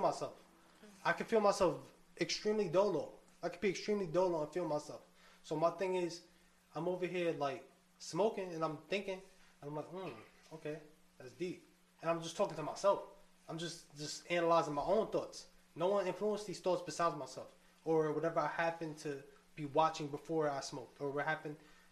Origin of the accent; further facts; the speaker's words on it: New York City, New York, United States; The Bronx. I've had the same zip code for mad long